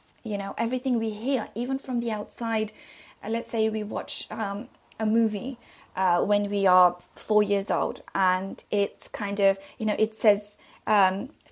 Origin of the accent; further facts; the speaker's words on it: London, United Kingdom; I'm from London